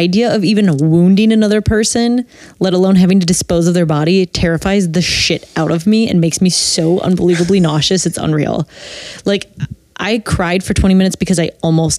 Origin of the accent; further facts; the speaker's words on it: Wisconsin, United States; now in Los Angeles, United States; I'm from Wisconsin. I'm from the land of beer, cheese, and serial killers.